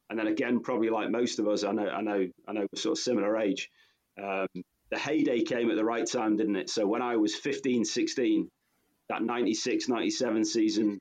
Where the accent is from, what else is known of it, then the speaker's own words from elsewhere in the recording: Marple, North West England, United Kingdom; moved away as an adult; now in Singapore; I grew up in Marple